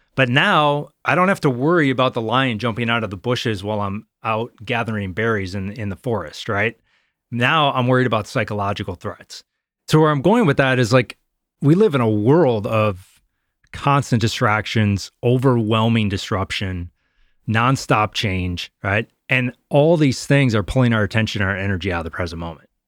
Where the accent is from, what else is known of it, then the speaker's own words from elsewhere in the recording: Wisconsin, United States; moved away as an adult; Growing up in Wisconsin